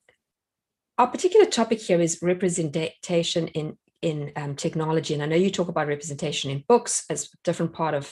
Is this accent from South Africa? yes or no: yes; South Africa; now in United States; I'm South African